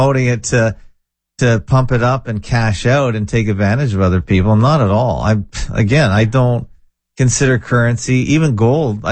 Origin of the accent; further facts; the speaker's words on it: Canada; I'm Canadian.